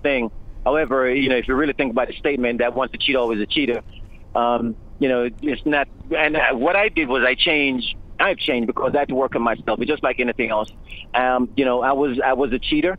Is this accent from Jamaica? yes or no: yes; Jamaica; born or raised there